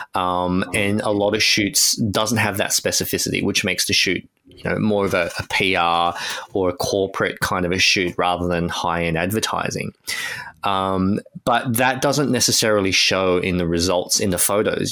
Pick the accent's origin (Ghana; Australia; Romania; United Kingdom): Australia; as an Australian